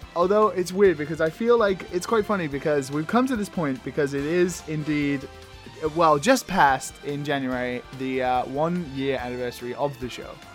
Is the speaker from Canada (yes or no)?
no; England, United Kingdom; I'm from England